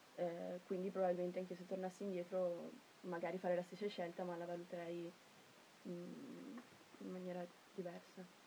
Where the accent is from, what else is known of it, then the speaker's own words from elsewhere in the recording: Cavalese, Trentino-Alto Adige, Italy; io sono di Cavallese, quindi sono trentina